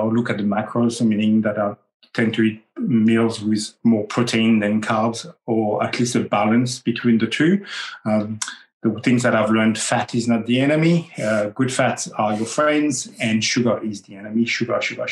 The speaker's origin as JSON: {"language": "English", "country": "France", "tie": "born or raised there", "also_born_or_lived": "Australia", "accent": "French", "second_language": "English", "moved": "yes", "said": "my French accent"}